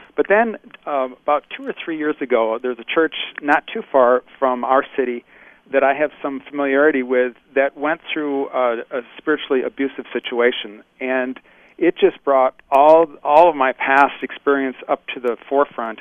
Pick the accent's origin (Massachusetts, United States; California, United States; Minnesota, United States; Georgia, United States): Minnesota, United States; Bloomington; moved away as an adult; now in Menominee, United States; I grew up in Bloomington, Minnesota, and that's oh. spent all my early years there